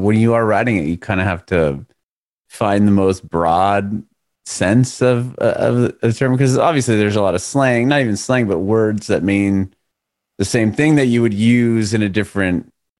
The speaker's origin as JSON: {"language": "English", "town": "San Diego", "region": "California", "country": "United States", "tie": "born or raised there", "moved": "as an adult", "lives_now": "Nashville, United States", "said": "my family, we're from Southern California in San Diego. Lived there for basically our whole lives. And from California, we moved to Nashville a year ago, last February"}